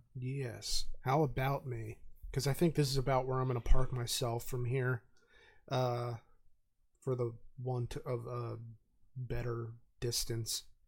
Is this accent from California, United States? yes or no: no; Reading, Pennsylvania, United States; I grew up in Reading.